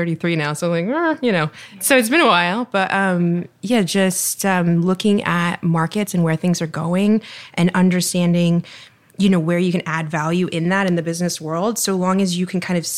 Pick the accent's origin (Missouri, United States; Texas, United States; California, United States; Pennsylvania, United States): Texas, United States; moved away as an adult; now in Miami, United States; I'm from Texas, but Miami has been my home since I started law school here in 2007